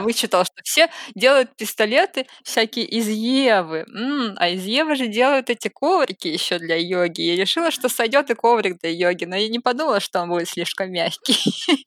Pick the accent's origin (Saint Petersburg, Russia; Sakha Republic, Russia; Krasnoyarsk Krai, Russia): Saint Petersburg, Russia; moved away as an adult; now in Moscow Oblast, Russia; я из Питера, но сейчас я живу в Подмосковье